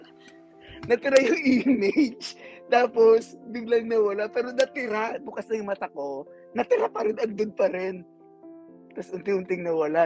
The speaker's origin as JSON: {"language": "Tagalog", "country": "Philippines", "moved": "yes", "lives_now": "United States", "said": "Filipino ako, kailangan i-consider yung kwan eh, yung kultura, kung saan ako galing"}